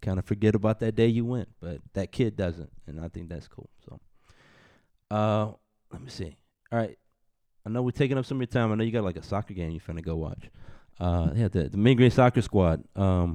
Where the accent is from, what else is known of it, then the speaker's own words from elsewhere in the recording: San Antonio, Texas, United States; I'm from San Antonio